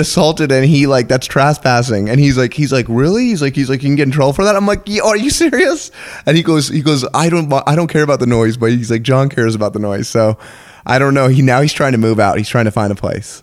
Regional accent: San Diego, California, United States; also born or lived in New York / Texas; I was born in New York and then moved over to San Diego

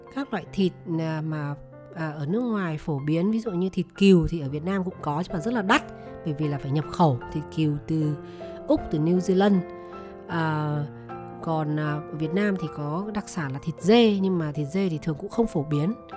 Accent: Vietnam; moved away as an adult; also born or lived in United States; mình người Việt Nam mình sinh ra lớn lên ở Việt Nam

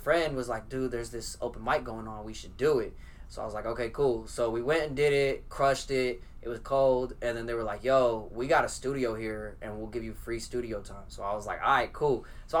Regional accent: Oakland, California, United States; moved away; also born or lived in Fresno, California; From California, I was raised in Oakland

